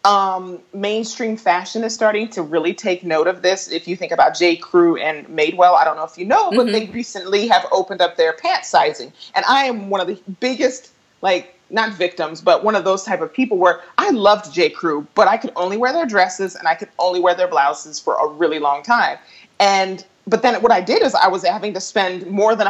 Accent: Colorado, United States; moved away as an adult; I hosted an event in my hometown at a Legree studio called Fierce 45.

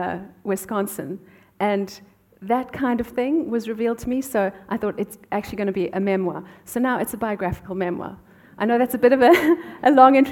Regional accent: South Africa; moved away; I grew up in South Africa

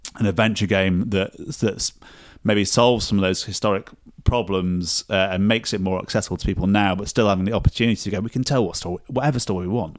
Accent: Sheffield, Yorkshire and the Humber, United Kingdom; moved away; I'm from Sheffield originally

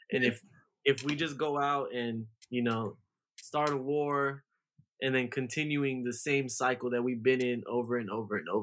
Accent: United States; I'm just somebody who lived here in America my whole life

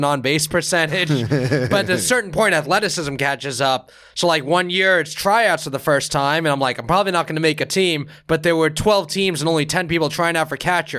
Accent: New York, United States; So I grew up in New York where the Jets and Giants were in Jersey, so I didn't really root for them.

